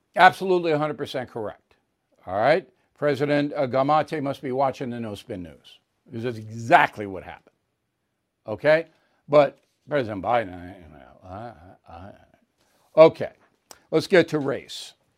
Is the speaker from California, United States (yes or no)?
no; Levittown, New York, United States; in my Levittown neighborhood, blacks were not allowed to buy houses